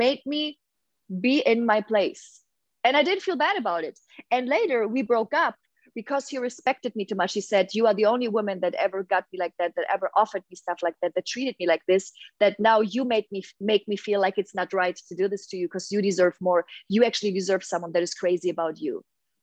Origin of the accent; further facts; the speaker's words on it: Hamburg, Germany; moved away; I'm from Hamburg in Germany, huge red light district